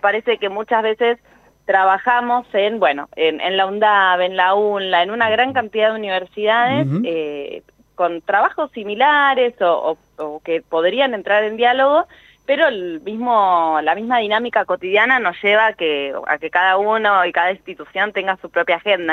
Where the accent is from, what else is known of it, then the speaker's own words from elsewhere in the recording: Argentina; como argentinos y argentinas